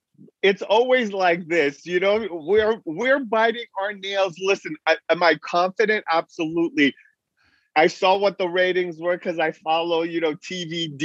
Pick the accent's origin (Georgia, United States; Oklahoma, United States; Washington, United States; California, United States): California, United States; Beverly Hills; also born or lived in Iran; I grew up in Beverly Hills